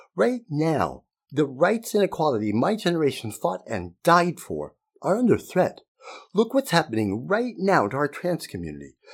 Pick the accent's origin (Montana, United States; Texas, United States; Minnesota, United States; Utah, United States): Utah, United States; Growing up in Utah in the nineteen sixties and seventies